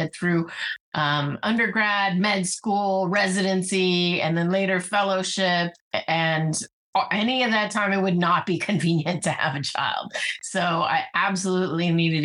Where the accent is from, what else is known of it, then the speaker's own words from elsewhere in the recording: Bay Area, California, United States; also born or lived in Silicon Valley; I grew up in the Bay Area